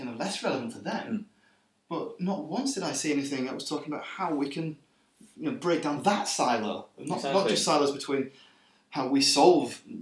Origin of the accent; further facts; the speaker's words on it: England, United Kingdom; now in Sweden; an English person working in Sweden